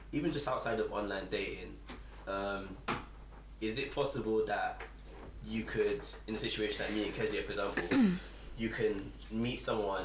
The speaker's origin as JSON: {"language": "English", "country": "Nigeria"}